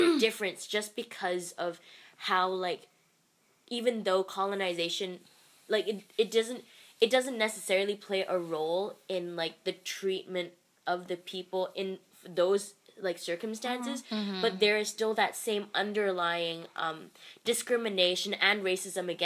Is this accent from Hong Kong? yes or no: yes; Hong Kong; I'm from Hong Kong